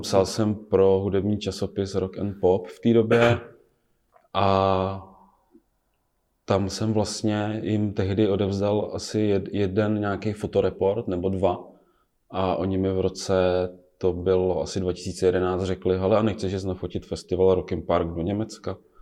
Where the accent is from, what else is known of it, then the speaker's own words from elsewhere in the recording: Blatná, South Bohemian Region, Czechia; moved away; Já jsem z Blatný původně, z Žích